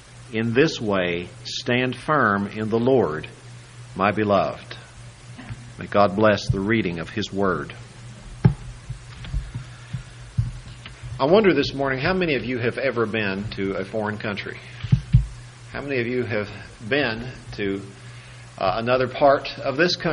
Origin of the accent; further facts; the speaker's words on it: United States; those of us who are American citizens